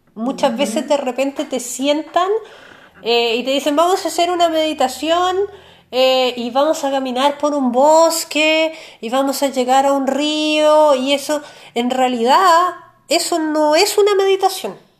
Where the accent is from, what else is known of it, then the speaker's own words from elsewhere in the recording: Chile; nosotros como, chilenos